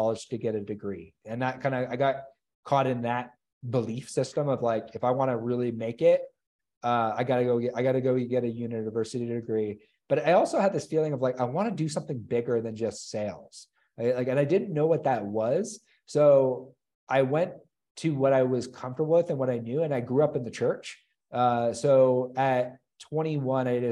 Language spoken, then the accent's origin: English; Chatham, Ontario, Canada; I grew up in Chatham, Ontario